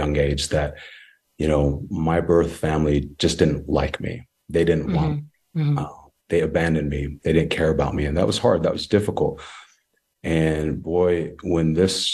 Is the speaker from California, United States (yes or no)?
no; Lehi, Utah, United States; also born or lived in Samoa; I was born in Western Samoa, and adopted at a very young age by a beautiful Caucasian family. And I am the youngest of three other siblings. We all come from different nationalities and backgrounds. And our beautiful old family is Caucasian. And I grew up in a little small town called Lehi, Utah